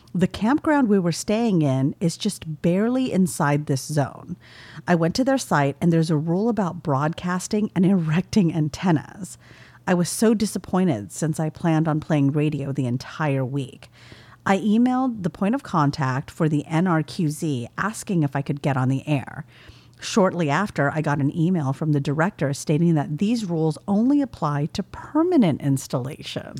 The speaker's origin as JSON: {"language": "English", "region": "California", "country": "United States", "said": "I'm from California"}